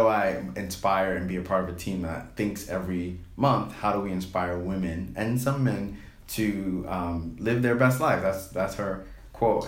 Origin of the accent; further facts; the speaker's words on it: New York, United States; I'm a city boy. I'm from New York